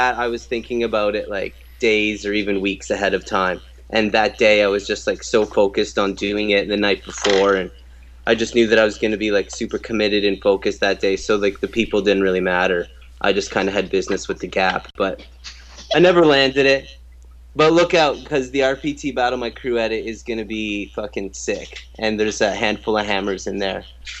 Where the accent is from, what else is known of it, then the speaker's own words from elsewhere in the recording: Guelph, Ontario, Canada; I was born in Toronto, but I grew up close to Guelph.